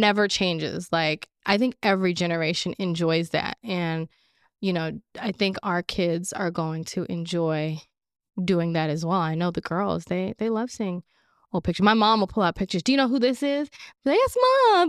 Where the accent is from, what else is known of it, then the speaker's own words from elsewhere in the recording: Orange County, California, United States; also born or lived in Los Angeles, California; raised in Orange County. I was born at Cedar, born at Cedar Sinai Hospital, which is in L